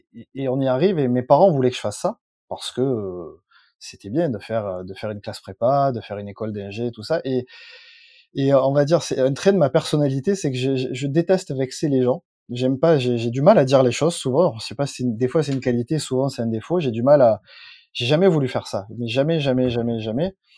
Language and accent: French; Plan-de-Cuques, Provence-Alpes-Côte d'Azur, France; also born or lived in Marseille; je suis né à Marseille, mais j'habite dans un village qui est euh, juste à côté de Marseille, qui s'appelle Plante de Cuc.